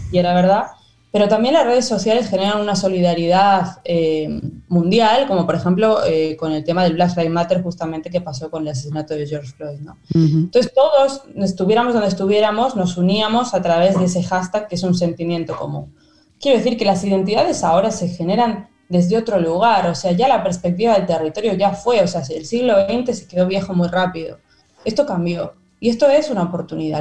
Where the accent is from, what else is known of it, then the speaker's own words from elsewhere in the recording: Spain; moved away as an adult; also born or lived in France; now in Argentina; yo me fui de España eh, porque me tocó la gran crisis de 2008